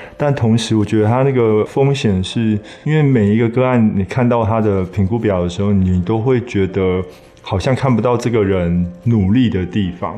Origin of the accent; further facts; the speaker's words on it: Taiwan; 我们台湾人的孩子